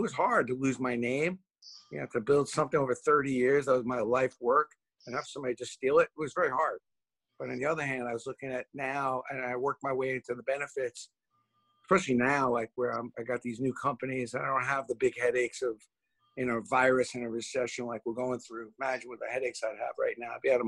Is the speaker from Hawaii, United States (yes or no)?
no; New York City, New York, United States; growing up in Brooklyn